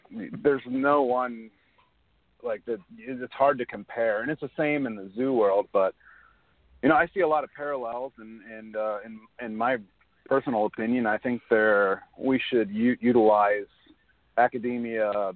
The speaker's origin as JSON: {"language": "English", "region": "northern Kentucky", "country": "United States", "tie": "born or raised there", "said": "I grew up in Kentucky, northern Kentucky."}